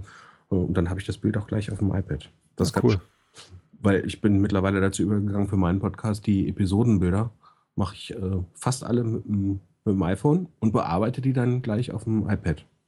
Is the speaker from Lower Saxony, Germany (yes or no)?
yes; Hanover, Lower Saxony, Germany; ich als Hannoveraner